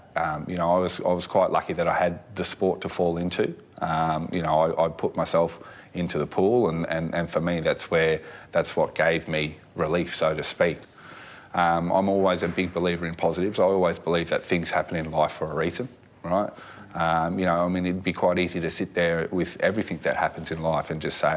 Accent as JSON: {"language": "English", "region": "North Queensland", "country": "Australia", "tie": "born or raised there", "also_born_or_lived": "Redcliffe, Queensland", "said": "we grew up in North Queensland, so it was an environment where if you weren't in the pool, you're in a creek"}